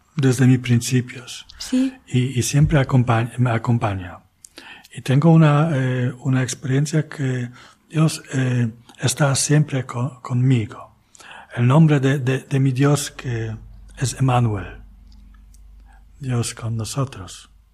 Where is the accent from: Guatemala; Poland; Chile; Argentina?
Poland; Archdiocese of Poznań, Greater Poland; Spanish is a second language; also born or lived in Spain; now in Kalisz, Poland; Nací en la diócesis vecina, arquidiócesis de Poznań, casi en la frontera.